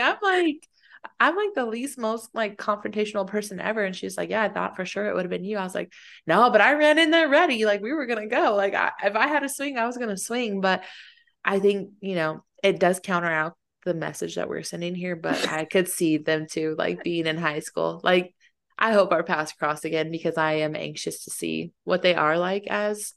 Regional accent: Fayetteville, United States; moved away; I'm from Fayetteville

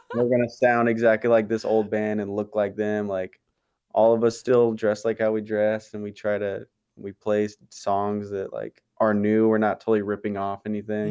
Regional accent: Barstow, California, United States; I grew up in Barstow. I still live here

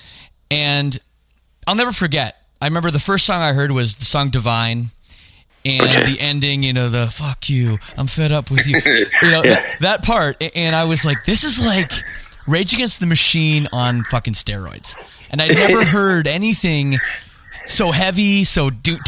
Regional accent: Canada; I'm from Canada

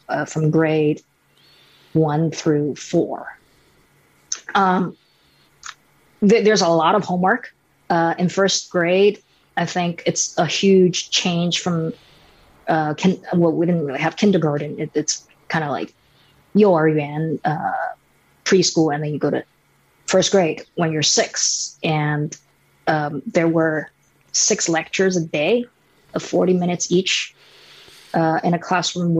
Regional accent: Shanghai, China; I grew up in Shanghai

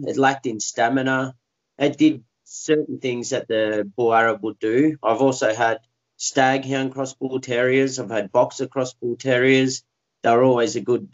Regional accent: Australia; I'm from Australia, down south

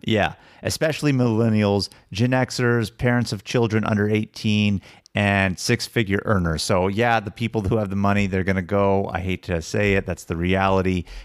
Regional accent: Sacramento, California, United States; we grew up in Sacramento

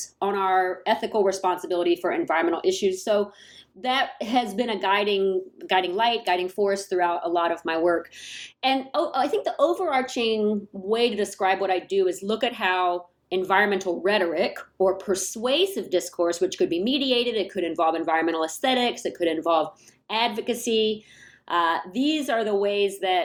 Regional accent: Atlanta, Georgia, United States; moved away as an adult; now in San Jose, United States; I grew up in Atlanta, Georgia. I came to San Jose in 2002

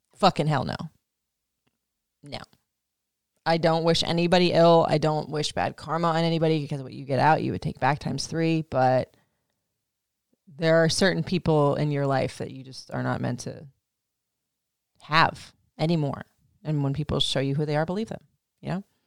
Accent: Florida, United States; I grew up in Florida

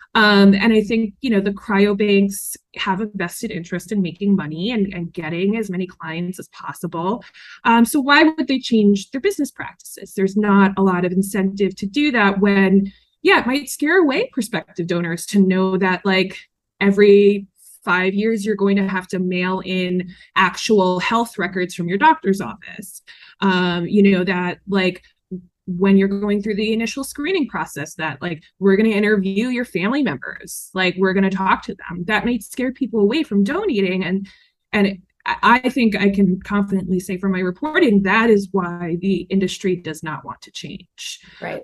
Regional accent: New York metro area, United States; I grew up in the New York metro area

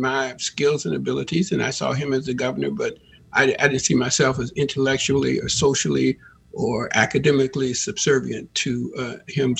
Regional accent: Chicago, Illinois, United States; moved away as an adult; also born or lived in Pacific Northwest; now in Washington, United States; I grew up in Chicago

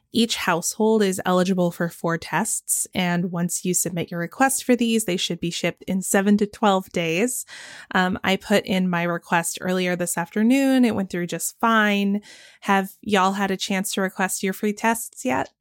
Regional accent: Georgia, United States; my home state of Georgia

